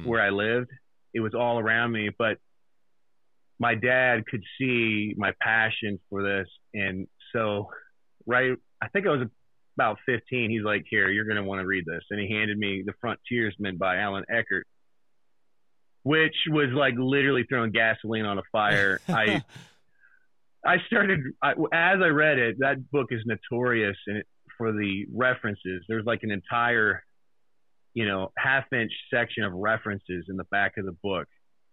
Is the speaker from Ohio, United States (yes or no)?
yes; Xenia, Ohio, United States; I grew up in Xenia, Ohio, which it's a small town